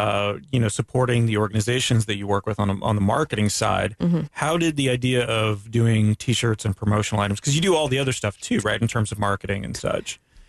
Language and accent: English; Daytona Beach, Florida, United States; now in Orlando, United States; growing up in Daytona, my family owned gift shops.